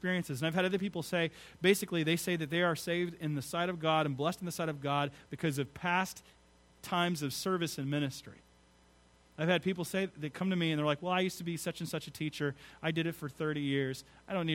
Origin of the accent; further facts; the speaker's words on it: United States; I am not an American Christian. I'm a Christian American